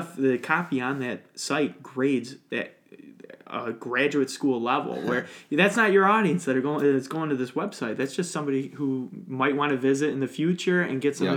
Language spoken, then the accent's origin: English; Lockport, New York, United States; I was at Lockport High